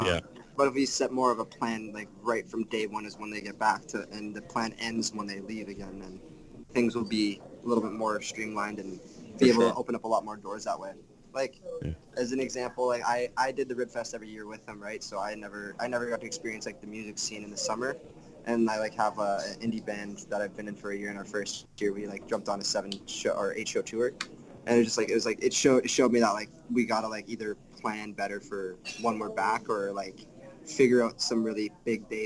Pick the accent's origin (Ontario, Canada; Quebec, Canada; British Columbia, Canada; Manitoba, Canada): Manitoba, Canada; Winnipeg; I'm Métis, and I'm from Winnipeg